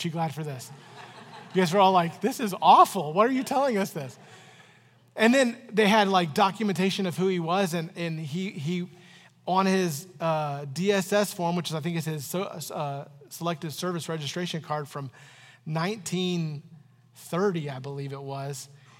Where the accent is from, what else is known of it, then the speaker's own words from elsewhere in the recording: Florida, United States; now in Canton, United States; I moved to Canton, Ohio from Florida, and people were always asking me, where are you from? I'm from Florida.